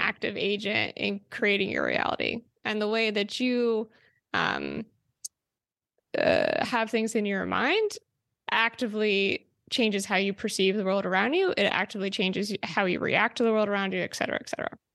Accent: New Jersey, United States; I grew up there

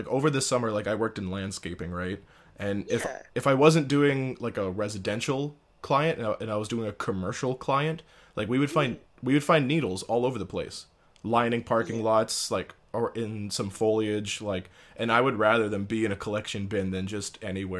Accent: Timmins, Ontario, Canada; moved away; when I was living in Timmins, but But I was still like prideful and like proud to be from there.

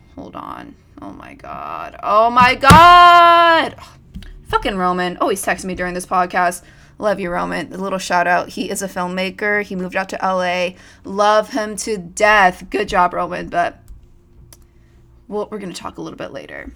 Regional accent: Modesto, California, United States; moved away as an adult; now in Los Angeles, United States; I am originally from Modesto, California

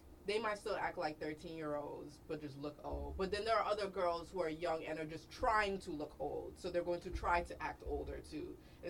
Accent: Cincinnati, Ohio, United States; I'm from Cincinnati, and my address is...

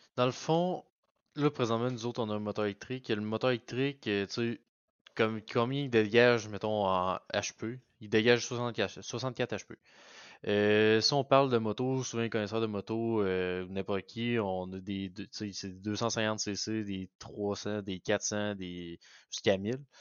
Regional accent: Beauce, Quebec, Canada; also born or lived in Sherbrooke; je viens de la Beauce

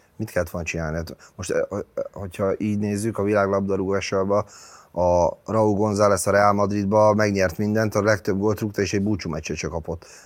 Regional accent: Budapest, Hungary; Én a világon is új Újpest szurkoló vagyok. Az az enyém, ott nőttem föl

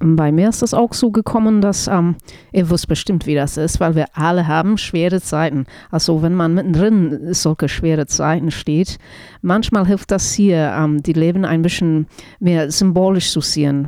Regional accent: New Zealand; German is a second language; moved away; ich bin keine Deutsch-Muttersprecherin. Also ich komme aus Neuseeland und deswegen spreche ich kein perfektes Deutsch.

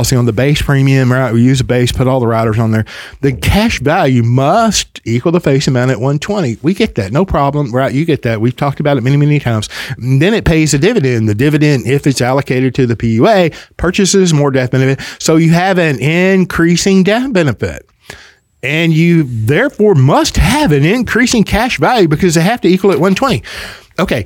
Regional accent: the South, United States; accent: Southern; also born or lived in Spur, Texas; I'm from the South, and I love my heritage

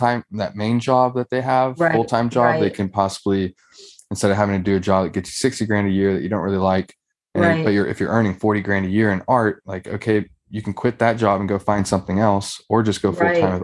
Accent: Texas, United States; also born or lived in Colorado; I'm from Texas

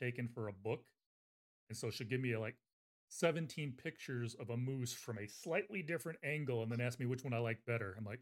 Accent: United States; I'm American.

